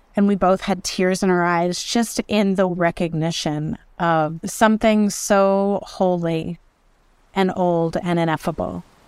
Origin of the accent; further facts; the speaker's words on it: Houston, Texas, United States; now in Los Angeles, United States; grew up in the piney woods on the north side of Houston in Texas